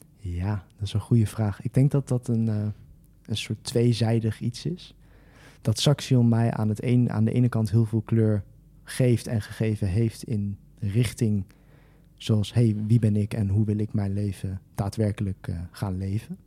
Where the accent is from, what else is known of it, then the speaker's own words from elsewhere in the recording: Twello, Gelderland, Netherlands; ik kom oorspronkelijk uit Teugen.